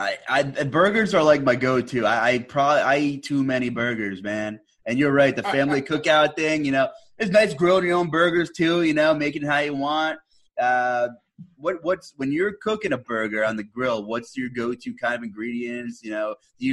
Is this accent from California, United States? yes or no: no; Northeastern Pennsylvania, United States; I'm from Northeastern PA